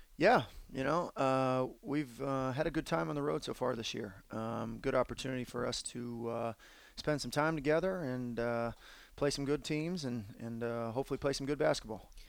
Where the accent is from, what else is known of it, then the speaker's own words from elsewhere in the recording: Phoenix, Arizona, United States; now in Portland, United States; being born in Phoenix and and living there for quite some time